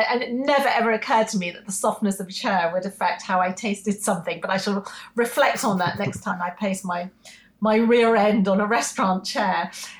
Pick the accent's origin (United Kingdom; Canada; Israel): United Kingdom; our panel, we're all British.